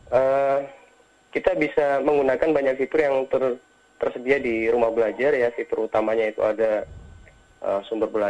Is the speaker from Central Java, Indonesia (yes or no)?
yes; Central Java, Indonesia; Uh, saya dari uh, Jawa Tengah, jadi uh, di rumah belajar uh, Provinsi Jawa Tengah di tahun 2018.